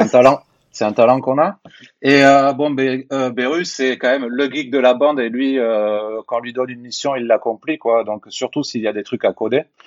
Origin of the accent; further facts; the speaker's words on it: Hautes-Pyrénées, Occitania, France; moved away; also born or lived in Toulouse; j'habitais dans les Hautes-Pyrénées à l'époque